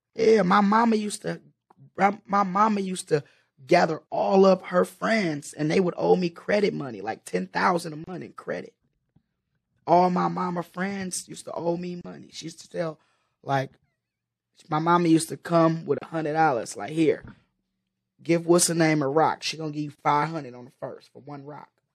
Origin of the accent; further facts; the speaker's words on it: Oakland, California, United States; I'm from West Oakland, so like I really come from the mecca of of that dope game